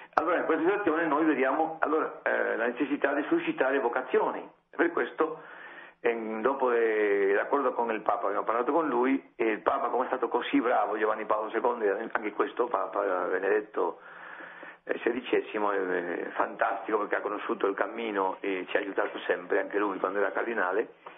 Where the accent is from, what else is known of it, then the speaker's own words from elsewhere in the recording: Spain; Italian is a second language; io sono spagnolo